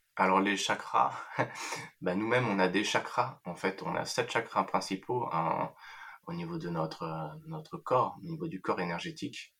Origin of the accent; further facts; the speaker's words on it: France; je suis né en France, j'ai toujours vécu en France.